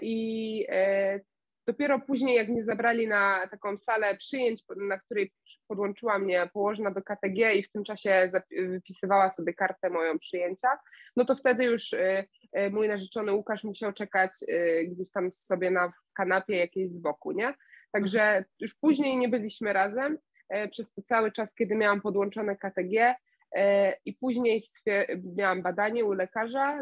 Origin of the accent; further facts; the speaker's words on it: Września, Greater Poland, Poland; ja jestem z Wrześni, niedaleko Poznania